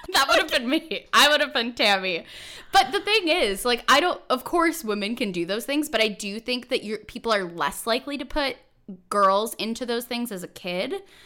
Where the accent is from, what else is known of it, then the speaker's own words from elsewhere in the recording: California, United States; I'm from California